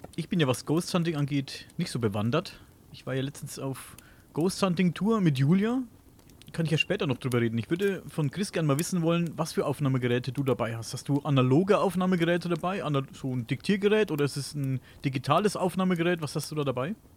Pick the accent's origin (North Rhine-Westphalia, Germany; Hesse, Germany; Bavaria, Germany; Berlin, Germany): Bavaria, Germany; Coburg; ich komme ja aus dem Coburger, Coburger Raum hier in Oberfranken